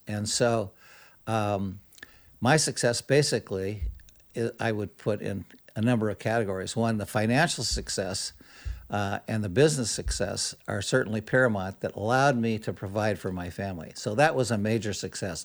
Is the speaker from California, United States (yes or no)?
yes; Modesto, California, United States; Growing up in Modesto or young boyhood